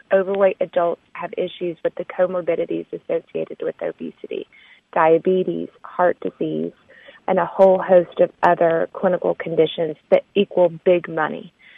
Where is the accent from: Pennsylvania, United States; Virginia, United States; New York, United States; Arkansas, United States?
Arkansas, United States; now in Texas, United States; I'm Southern. I live in Texas. I'm from Arkansas.